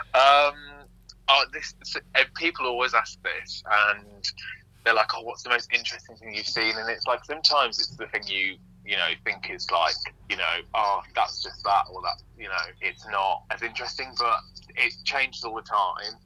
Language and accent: English; West Midlands, United Kingdom; now in London, United Kingdom; my hometown, which is in the West Midlands